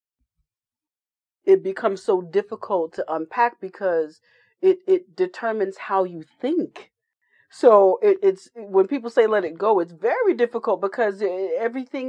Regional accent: Elizabeth, New Jersey, United States; I was a military kid, but I grew up in Elizabeth, New Jersey.

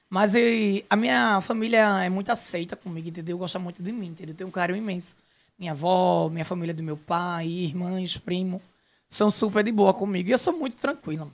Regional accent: Nazaré da Mata, Pernambuco, Brazil; de onde eu sou, a minha naturalidade Nazaré da Mata

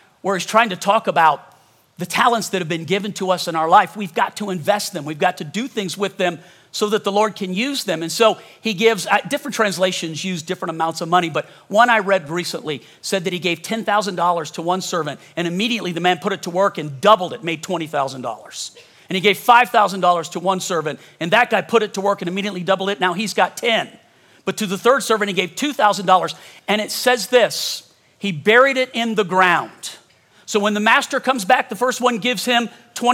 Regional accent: Louisiana, United States; now in Colorado, United States; I'm from Louisiana

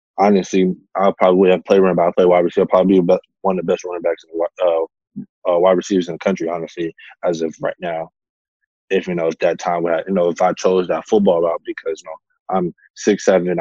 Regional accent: Atlanta, Georgia, United States; I'm from Atlanta, Georgia

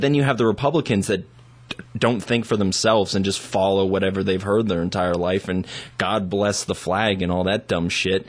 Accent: United States; also born or lived in Taiwan; an American who's lived overseas

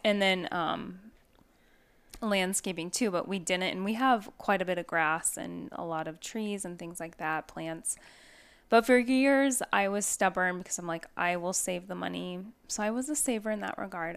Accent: Northwest, United States; now in Arizona, United States; I'm from the Northwest

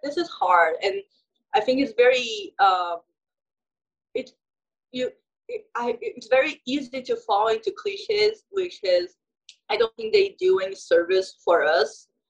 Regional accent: São Paulo, Brazil; I'm from Sao Paulo, Brazil

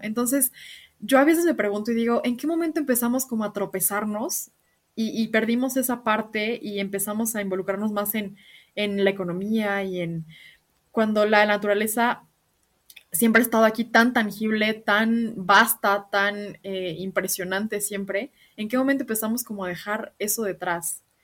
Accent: Mexico; nosotros como mexicanos

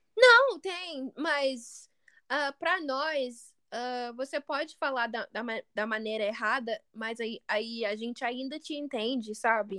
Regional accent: United States; accent: American; Portuguese is a second language; also born or lived in Brazil; meu sotaque parece bem americano

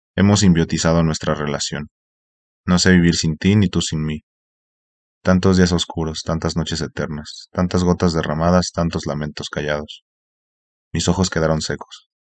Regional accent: Mexico; soy mexicano

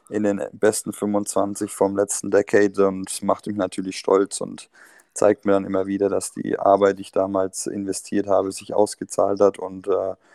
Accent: Bamberg, Bavaria, Germany; bin aber natürlich gebürtiger Bamberger, wie ihr schon gesagt habt, äh, und komme immer wieder gerne in die Heimat zurück

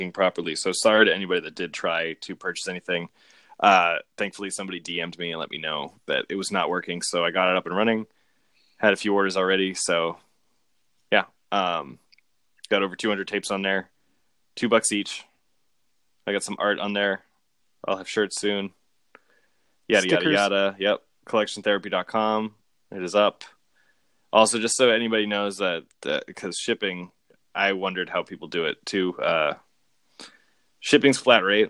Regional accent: Hanover, Massachusetts, United States; My hometown, shout out to Hanover, Massachusetts

